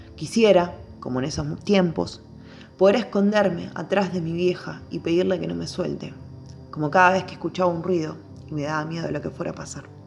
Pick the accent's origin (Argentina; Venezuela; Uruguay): Argentina; Barrio Sarmiento, Buenos Aires Province; nací y me crié en Barrio Sarmiento y actualmente vivo en Barrio Libertador